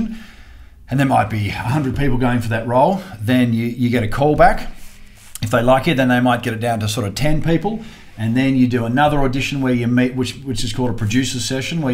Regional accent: Australia; as an Aussie

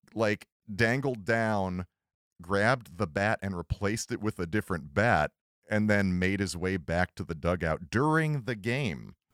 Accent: Cleveland, Ohio, United States; I'm from Cleveland

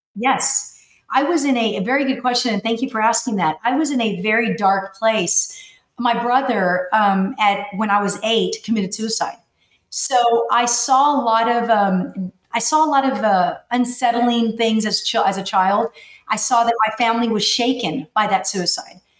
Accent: McAllen, Texas, United States; I was born and raised in McAllen, Texas

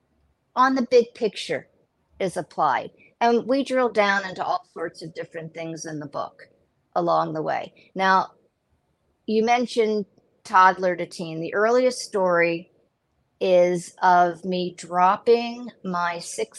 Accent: United States; now in Israel; I'm from the United States

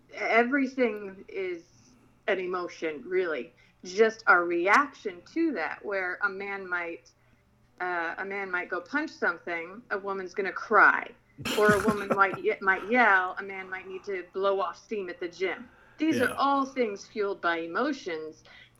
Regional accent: Philippines; I grew up in the Philippines.

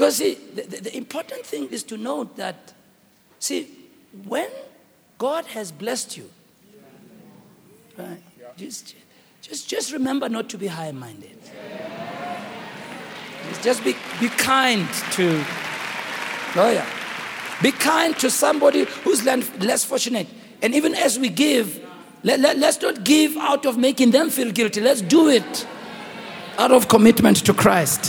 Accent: Soweto, Gauteng, South Africa; I grew up in Rockville

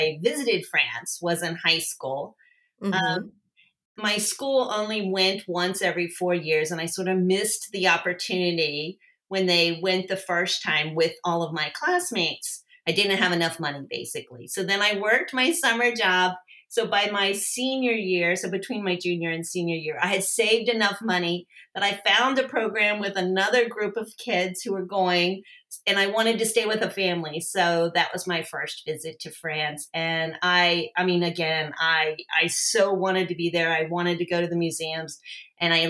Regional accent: Ohio, United States; moved away as an adult; now in Northern Virginia, United States; I was born and raised in Ohio, but I currently live in the Northern Virginia, D.C. metro area

